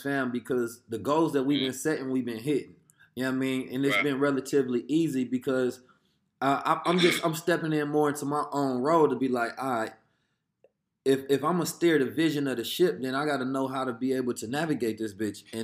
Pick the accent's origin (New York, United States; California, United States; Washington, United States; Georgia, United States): California, United States; Oakland; when we grew up in Oakland at the time